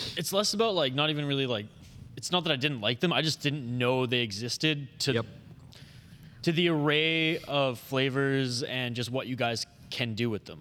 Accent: Vancouver Island, British Columbia, Canada; now in Minnesota, United States; when I went back home to Vancouver Island last summer

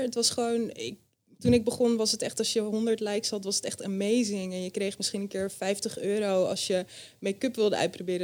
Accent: Friesland, Netherlands; moved away; Ik ben opgegroeid in Friesland bij mijn ouders

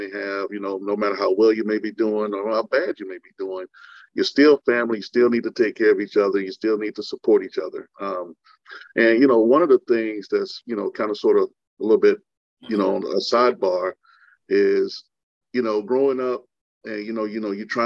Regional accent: Belton, South Carolina, United States; born or raised there

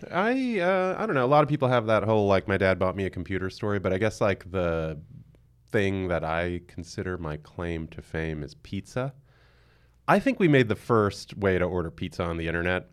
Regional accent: New York City, New York, United States; I'm born and raised in Queens, and I still live in Queens in Long Island City

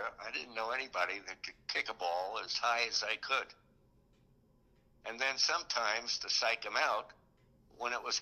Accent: Oceanside, United States; growing up in Oceanside was soccer was king

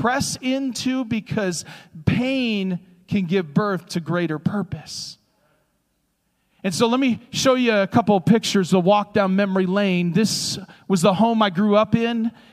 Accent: the Thumb of Michigan, United States; where I grew up in the Thumb of Michigan.

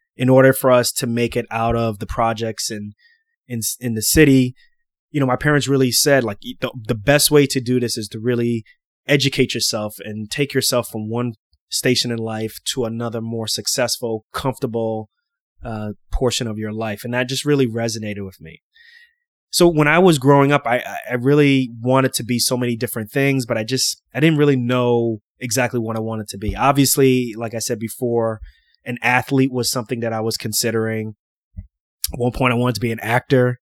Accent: New York City, New York, United States; I grew up in Queens, New York, a place called Lefrac City

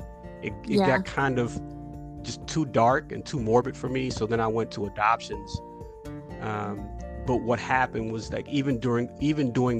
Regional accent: New Orleans, Louisiana, United States; I'm from New Orleans, Louisiana

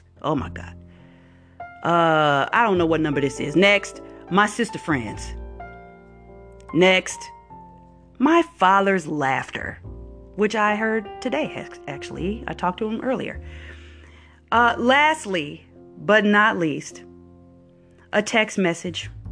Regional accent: Wisconsin, United States; moved away; I'm from Wisconsin

